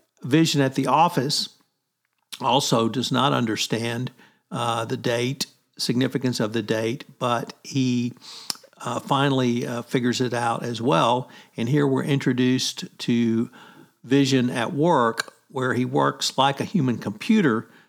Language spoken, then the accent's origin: English; United States; we heathen Americans